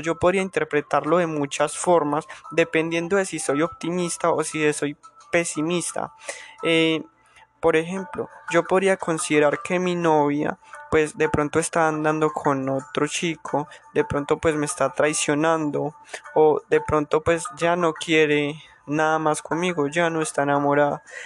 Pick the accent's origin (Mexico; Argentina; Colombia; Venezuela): Colombia; soy de Colombia, soy colombiano